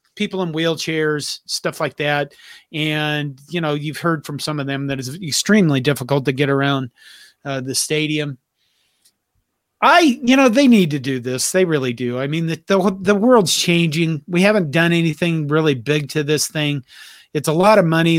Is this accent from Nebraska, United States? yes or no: yes; Curtis, Nebraska, United States; I grew up with her in Curtis, Nebraska